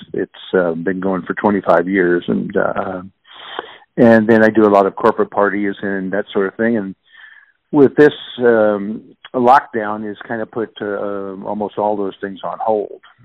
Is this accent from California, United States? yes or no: no; Kansas City, Missouri, United States; I was born and raised in Kansas City. I'm a, a native Kansas Cityan and uh, grew up basically in the Brookside neighborhood.